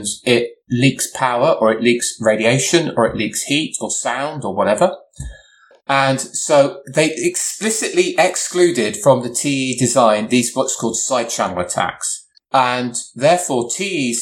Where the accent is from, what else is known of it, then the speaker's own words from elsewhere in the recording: England, United Kingdom; I'm English